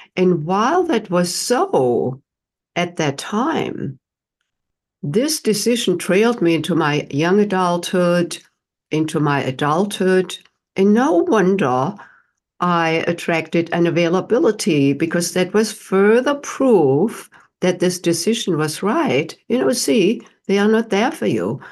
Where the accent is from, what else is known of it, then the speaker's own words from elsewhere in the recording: Germany; moved away as an adult; now in United States; I, uh, was not born here in the United States. I'm from Germany and came to the United States in my late twenties